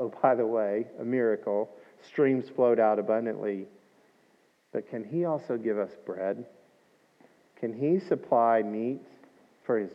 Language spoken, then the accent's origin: English; Scotland, United Kingdom; I'm Scottish